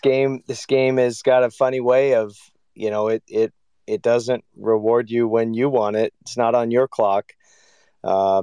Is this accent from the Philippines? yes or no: no; California, United States; moved away as an adult; also born or lived in North Carolina; now in Michigan, United States; I grew up in California